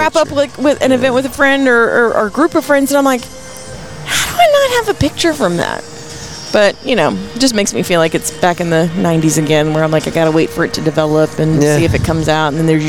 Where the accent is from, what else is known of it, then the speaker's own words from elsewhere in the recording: Odessa, Texas, United States; We West Texans, when it comes out, it comes out.